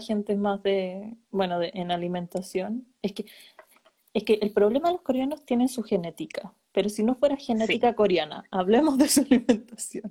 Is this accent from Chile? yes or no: yes; Chile; moved away as an adult; also born or lived in Denmark; now in Germany; me fui de Chile